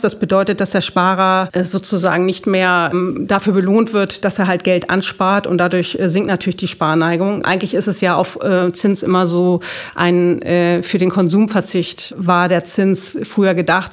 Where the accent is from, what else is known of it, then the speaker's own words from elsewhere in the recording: Hamburg, Germany; ich komme aus Hamburg